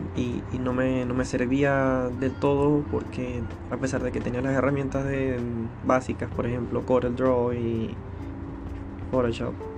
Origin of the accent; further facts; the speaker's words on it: Maracaibo, Zulia, Venezuela; moved away as an adult; now in Chile; nací en Maracaibo, Venezuela